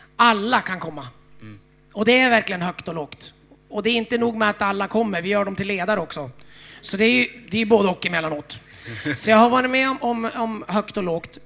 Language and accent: Swedish; Umeå, Västerbotten County, Sweden; jag är uppvuxen i Frälsningsarmén i Umeå